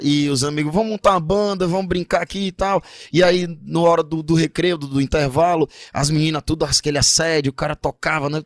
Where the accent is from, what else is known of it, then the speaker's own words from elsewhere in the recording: Ceará, Brazil; now in Manaus, Brazil; eu sou do Ceará, e lá é o berço do forró